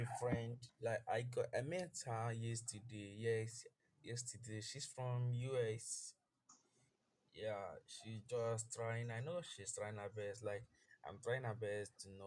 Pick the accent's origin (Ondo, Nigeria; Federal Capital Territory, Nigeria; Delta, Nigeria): Delta, Nigeria; Asaba; I'm from Asaba